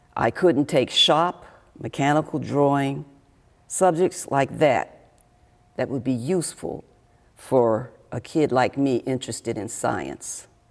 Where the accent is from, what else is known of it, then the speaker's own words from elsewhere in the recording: Washington, District of Columbia, United States; I was born in Washington, D.C. in the 40s.